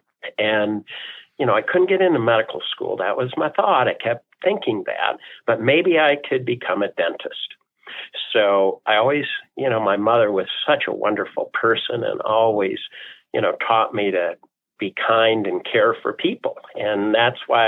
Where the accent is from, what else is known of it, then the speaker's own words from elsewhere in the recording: Toledo, Ohio, United States; moved away as an adult; now in Denver, United States; I was born and raised in Toledo. I'm very, very proud of my Buckeye roots, my Midwest U.S. roots.